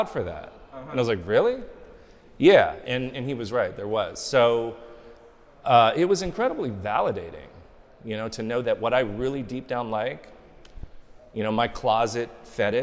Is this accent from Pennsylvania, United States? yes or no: no; Los Angeles, California, United States; I'm from Hollywood, born and raised